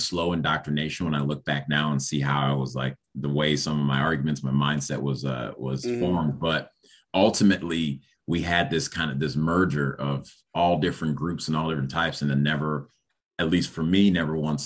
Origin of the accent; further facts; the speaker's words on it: Chicago, Illinois, United States; also born or lived in Rochester, New York / Liberia / Evanston, Illinois; we came, and Chicago was pretty much where I was, and eventually moved up north to Evanston